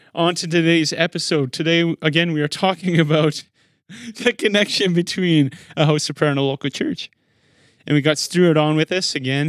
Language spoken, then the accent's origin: English; Regina, Saskatchewan, Canada; now in Manitoba, Canada; I was born in Regina